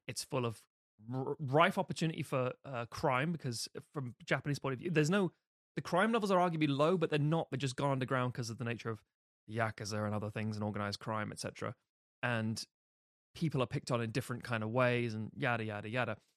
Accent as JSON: {"language": "English", "region": "London", "country": "United Kingdom", "said": "I'm from London"}